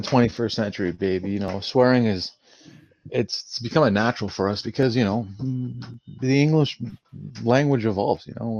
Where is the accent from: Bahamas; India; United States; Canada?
Canada; Oh, yes, we're Canadian.